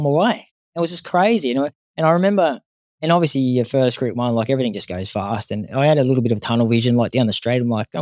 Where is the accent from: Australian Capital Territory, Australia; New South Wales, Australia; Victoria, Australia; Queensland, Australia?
Australian Capital Territory, Australia; Canberra; moved away; also born or lived in Sydney / Brisbane; We're from Canberra